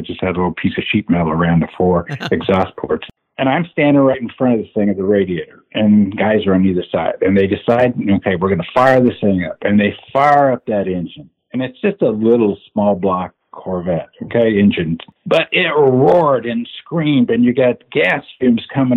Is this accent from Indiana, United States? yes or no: yes; Indiana, United States; also born or lived in Arizona; now in California, United States; grew up in Indiana